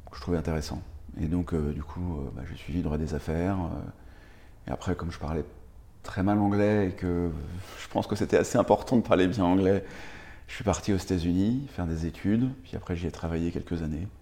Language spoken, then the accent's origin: French; Paris, Île-de-France, France; moved away as an adult; also born or lived in United States; j'ai grandi, grandi à Paris